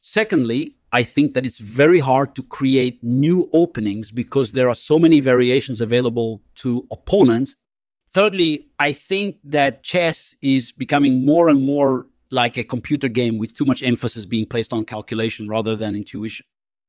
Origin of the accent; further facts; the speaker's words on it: Baku, Azerbaijan; born there; I was born on December 26th, 1963 in Baku, Azerbaijan, which is now part of the Republic of Azerbaijan.